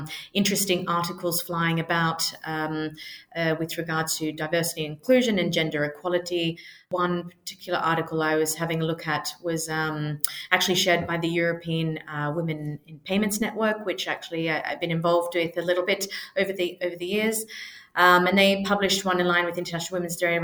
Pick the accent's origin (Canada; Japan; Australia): Australia; moved away as an adult; now in London, United Kingdom; I'm originally from Australia. I've lived in London for over 10 years now